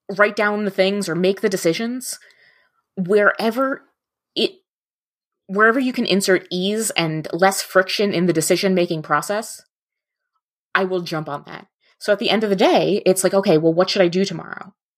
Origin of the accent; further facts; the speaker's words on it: New Jersey, United States; moved away as an adult; also born or lived in mid-Michigan; now in Michigan, United States; I grew up in North Jersey. right outside New York City